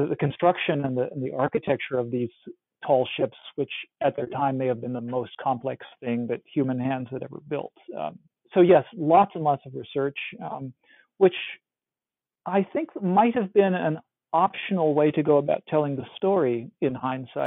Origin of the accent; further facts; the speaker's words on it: Iowa, United States; I grew up in Iowa, which is as far from any shore as you can get in North America.